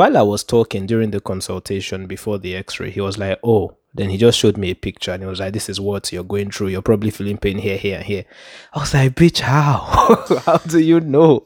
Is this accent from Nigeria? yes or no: yes; Port Harcourt, Rivers State, Nigeria; growing up in Port Harcourt